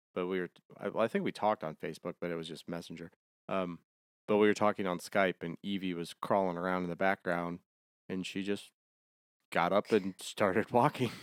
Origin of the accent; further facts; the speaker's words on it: Ohio, United States; also born or lived in Germany; now in Savannah, United States; I'm from Ohio, so we're both northern kids.